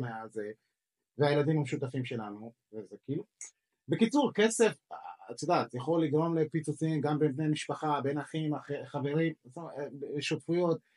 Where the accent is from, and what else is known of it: Israel